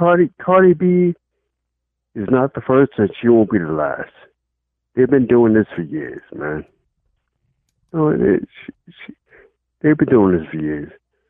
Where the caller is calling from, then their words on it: Charlotte, North Carolina, United States; I'm calling from Charlotte.